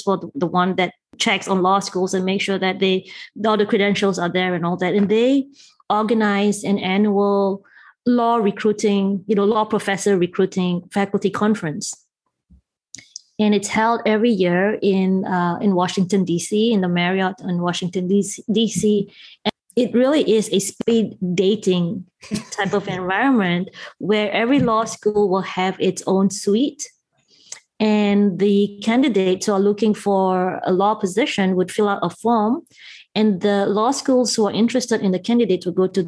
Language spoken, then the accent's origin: English; Malaysia; moved away as an adult; also born or lived in Cambridge, England; now in United States; I did grow up in Malaysia and I spent my formative years and I actually left Malaysia only when I was 20